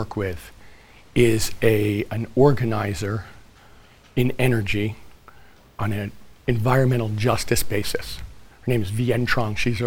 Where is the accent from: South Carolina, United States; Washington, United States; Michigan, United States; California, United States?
California, United States; my home state of California